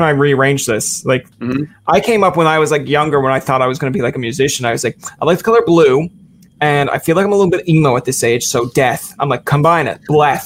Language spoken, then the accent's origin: English; Canada; we're Canadian